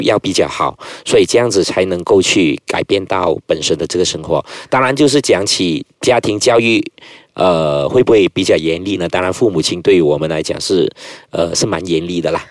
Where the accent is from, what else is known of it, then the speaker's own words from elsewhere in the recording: Bidor, Perak, Malaysia; 我们是小地方，我是出世于，呃，霹雳州一个叫米罗的一个地方，就是一个小市镇，啊，人群，呃，人潮，啊，就是人口不多